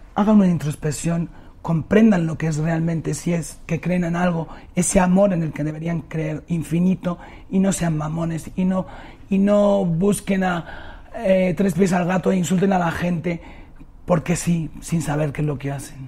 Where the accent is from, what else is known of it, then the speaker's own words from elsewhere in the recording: Spain; moved away; nosotros en España